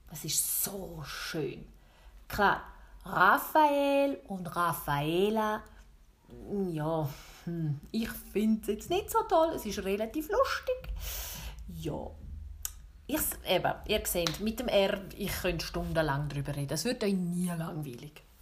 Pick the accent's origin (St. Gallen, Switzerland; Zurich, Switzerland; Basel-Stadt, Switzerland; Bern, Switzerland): St. Gallen, Switzerland; Ich tue nicht richtig 100% Bündner. Nein, das tue ich nicht. Aber ich habe einen rechten Einschlag. Ich bin nämlich im Sarganserland aufgewachsen. Oder was es noch genauer eingrenzt, im Heidiland.